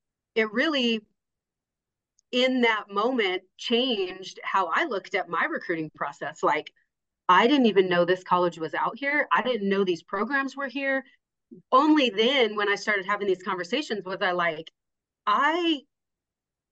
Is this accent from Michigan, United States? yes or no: no; Casper, Wyoming, United States; I'm from Casper.